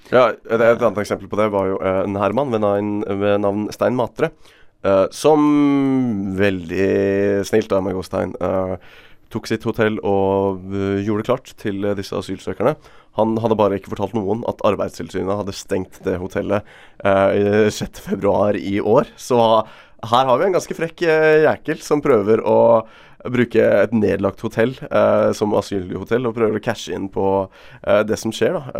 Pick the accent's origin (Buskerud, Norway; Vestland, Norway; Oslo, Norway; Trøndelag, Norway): Vestland, Norway; Bergen; Som bergenser